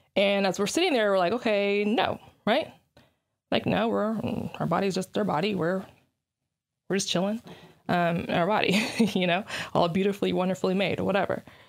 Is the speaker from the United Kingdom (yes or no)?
no; Nigeria; I'm black, I'm Nigerian